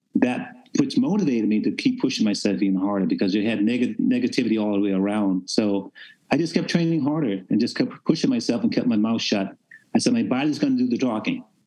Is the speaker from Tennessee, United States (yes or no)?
yes; Memphis, Tennessee, United States; I was raised in Memphis, Tennessee